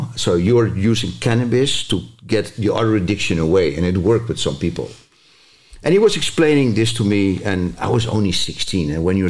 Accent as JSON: {"language": "English", "country": "Zambia", "tie": "born or raised there", "also_born_or_lived": "Mozambique / Mauritania / Malaysia / Singapore", "said": "as you know, I grew up in Africa, so I spent a lot of years there in Zambia, Mozambique, Mauritania, later Malaysia, Singapore, Indonesia, because my father was a miner."}